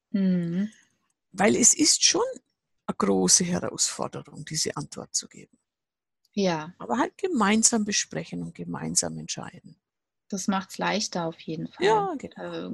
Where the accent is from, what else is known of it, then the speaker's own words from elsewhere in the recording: Bavaria, Germany; Ich sage immer, das kann man sich bei uns im Allgäu jedes Jahr mindestens an ein paar Tagen, manchmal monatelang testen, was es heißt, neue Schritte im Schnee zu tun.